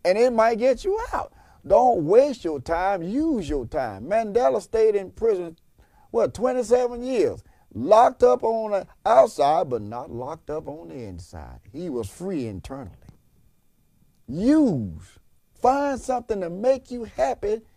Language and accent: English; Macon, Georgia, United States; in my hometown in Macon, Georgia, when I was a kid